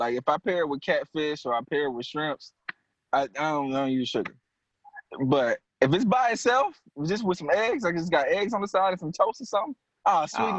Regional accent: Louisiana, United States; also born or lived in California; Louisiana over here, man. I'm born and bred, man. I'm authentic, man.

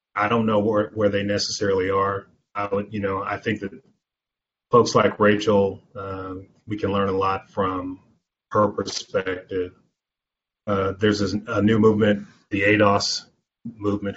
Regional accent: Anderson, Indiana, United States; I grew up here in the Midwest

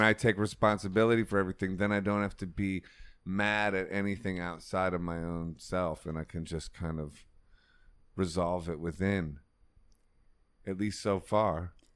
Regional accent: Ohio, United States; I'm from Ohio

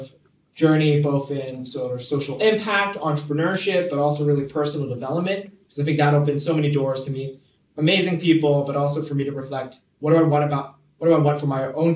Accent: Hong Kong; moved away as an adult; now in London, United Kingdom; I was born and raised in Hong Kong. Moved here to London just a year ago

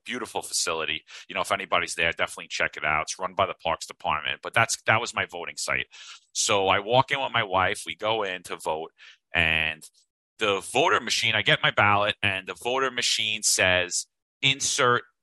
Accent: New York, United States; We're two Italians from New York.

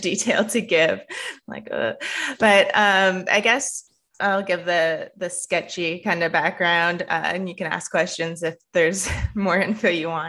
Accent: Canada; moved away as an adult; now in United States; my experience, um, as a Canadian

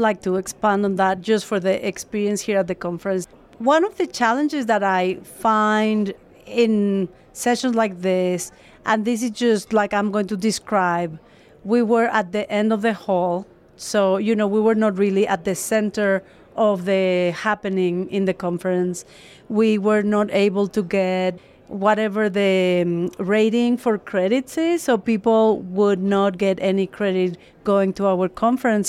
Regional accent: Mexico; I'm actually from Mexico

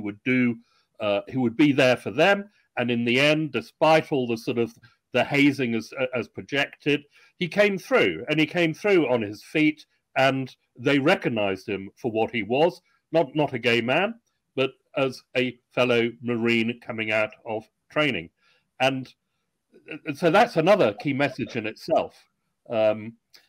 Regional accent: United Kingdom; I'm British, ex-Royal Navy, I have some American blood

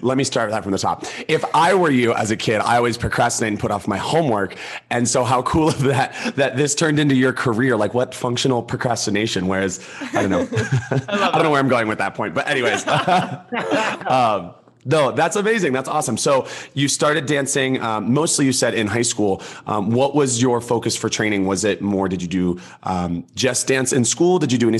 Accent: Georgia, United States; I'm born and raised in Georgia

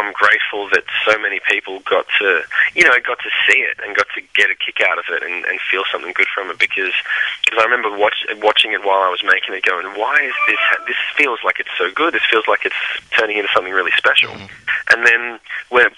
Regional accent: Australia; moved away as an adult; we came from Australia and we're over in the States

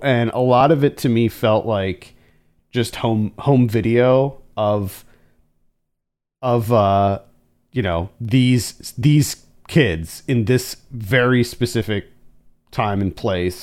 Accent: Central Pennsylvania, United States; moved away; where we grew up in Pennsylvania

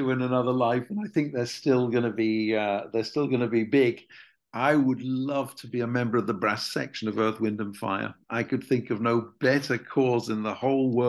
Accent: Preston, North West England, United Kingdom; my hometown university in the UK, University of Central Lancashire

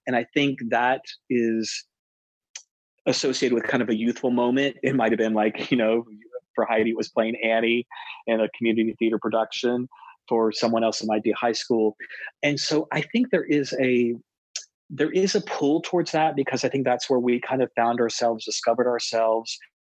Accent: East Coast, United States; growing up on the East Coast

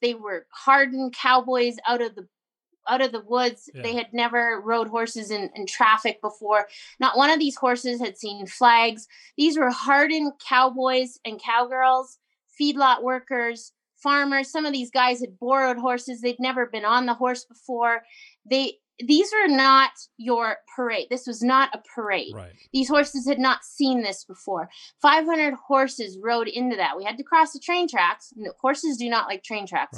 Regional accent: Canada; I grew up on the Alaska Highway

